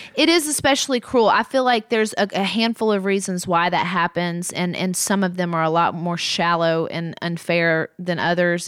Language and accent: English; Muscle Shoals, Alabama, United States; moved away as an adult; now in Nashville, United States; growing up in Muscle Shoals